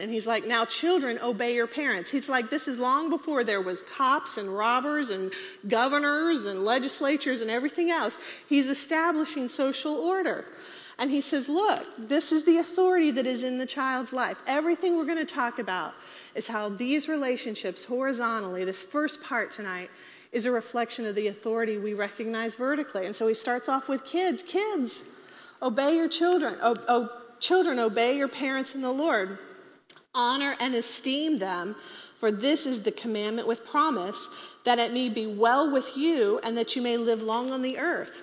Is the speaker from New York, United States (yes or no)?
no; Texas, United States; We're all from Texas